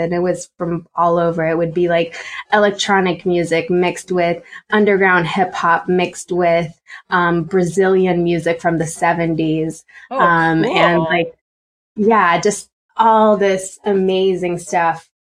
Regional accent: Romania; English is a second language; moved away as an adult; now in United States; I'm from Romania, born and raised. Yeah, you wouldn't hear it in my accent, but born and raised, came to the States for college.

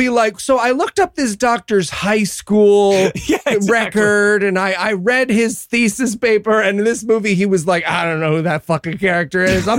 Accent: United Kingdom; And I wrote in my notes, March, for the record, as a British person, that's bad.

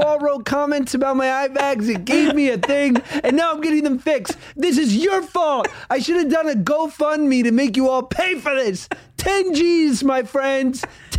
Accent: Cleveland, Ohio, United States; from Cleveland, and I live just more of a normal life.

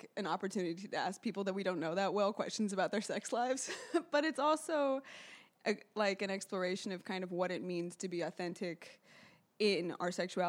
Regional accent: New York City, New York, United States; I grew up here in New York City

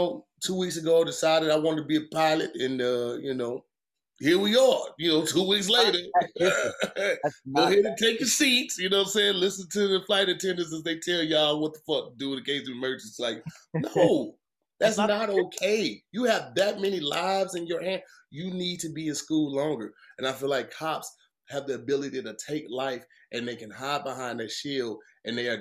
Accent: Midwest, United States; I'm from the Midwest

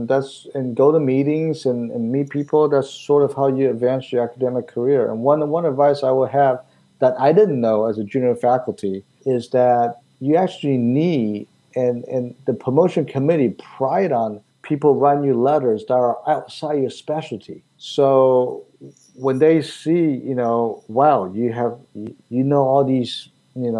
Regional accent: Taiwan; now in Pittsburgh, United States; I was born in Taiwan.

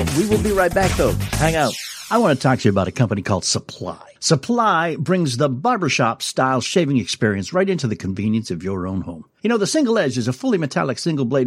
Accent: New England, United States; moved away; I grew up in New England

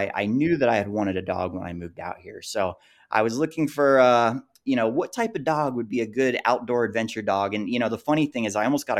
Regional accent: Gainesville, Florida, United States; moved away as an adult; now in Salt Lake City, United States; I was born and raised in Gainesville, Florida

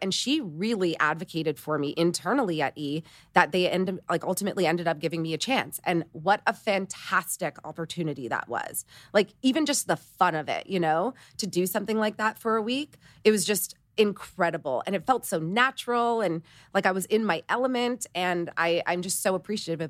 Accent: Toronto, Ontario, Canada; moved away; I'm Canadian, I'm from Toronto, my three best friends still live in Toronto, and they're my high school besties

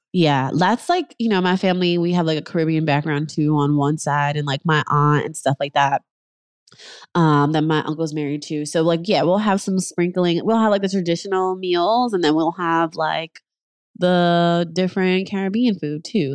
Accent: New York, United States; moved away as an adult; also born or lived in Harlem; now in Los Angeles, United States; I'm in L A, I'm originally from New York

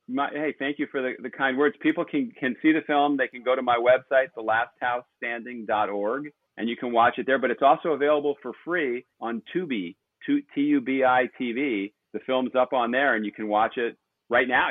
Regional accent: Los Angeles, California, United States; I grew up in Pacific Palisades

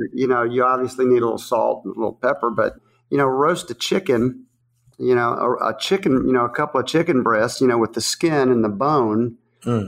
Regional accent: the South, United States; accent: southern; This is my southern voice

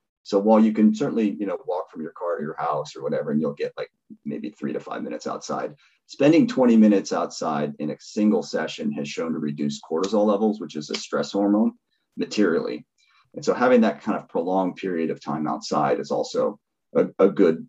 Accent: Seattle, Washington, United States; I grew up in Seattle when it's dark all winter.

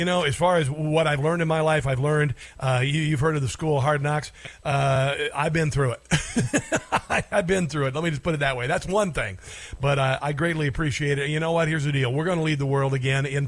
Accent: Neola, Iowa, United States; I grew up in Iowa, I grew up in a little town called Neola, Iowa

